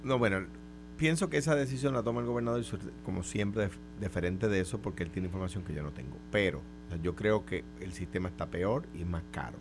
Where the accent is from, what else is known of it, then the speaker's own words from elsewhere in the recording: Coamo, Puerto Rico; now in San Juan, Puerto Rico; Yo soy de Cuamo. O sea, que, que yo no me identifico como un local, en realidad